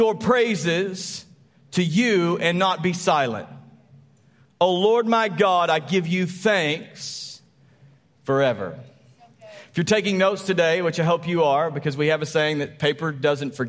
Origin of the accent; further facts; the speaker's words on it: Texas, United States; we're Texan.